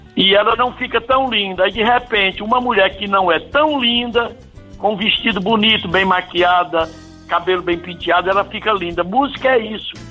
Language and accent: Portuguese; Northeast Region, Brazil; eu sou nordestino, amo o Nordeste